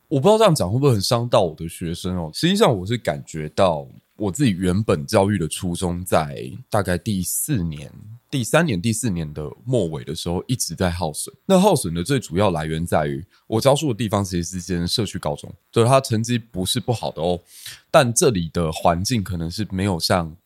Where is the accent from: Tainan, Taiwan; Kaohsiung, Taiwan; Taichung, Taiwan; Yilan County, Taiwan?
Kaohsiung, Taiwan; moved away as an adult; also born or lived in Taipei; 因为我是高雄人嘛，然后我等于是来台北，只身一人过来这样子